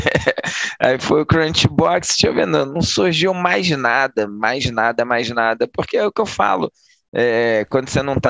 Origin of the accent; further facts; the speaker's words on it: Niterói, Rio de Janeiro, Brazil; eu sou de Nikit